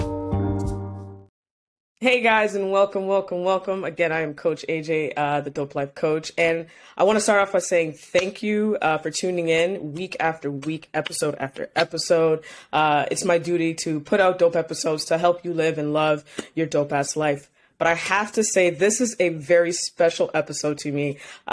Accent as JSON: {"language": "English", "town": "Toronto", "region": "Ontario", "country": "Canada", "said": "I'm also from Toronto."}